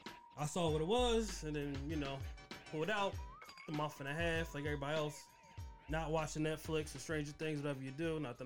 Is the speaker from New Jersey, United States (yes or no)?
yes; Atlantic City, New Jersey, United States; I'm from Atlantic City.